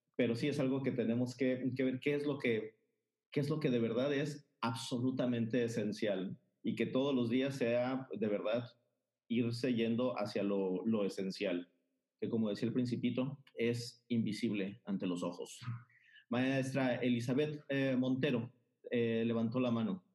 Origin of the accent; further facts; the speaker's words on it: Mazatlán, Sinaloa, Mexico; soy de Mazatlán, Sinaloa.